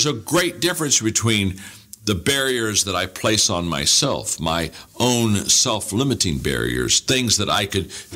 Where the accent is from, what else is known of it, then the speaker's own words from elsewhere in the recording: Circleville, Ohio, United States; I grew up in Circleville